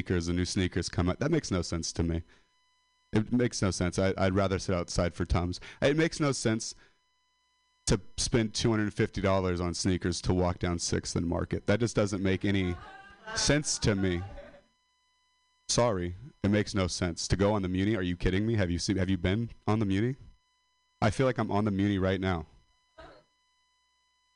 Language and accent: English; Modesto, California, United States; I'm a dropout from Modesto